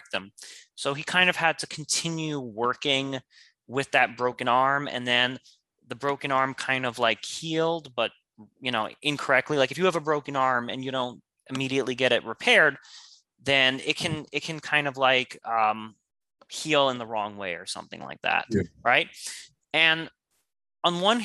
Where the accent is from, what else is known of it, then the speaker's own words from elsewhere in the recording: United States; I was born in America, and us Americans, we are entitled